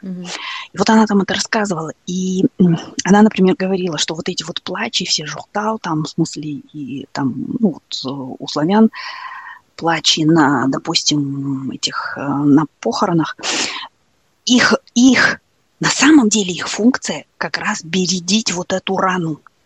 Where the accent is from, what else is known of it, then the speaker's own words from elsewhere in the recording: Kazakhstan; мы асфальтовые казахи